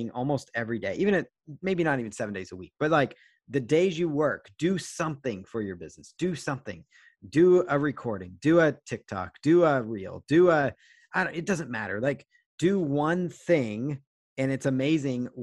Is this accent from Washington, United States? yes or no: yes; Seattle, Washington, United States; I'm from Seattle area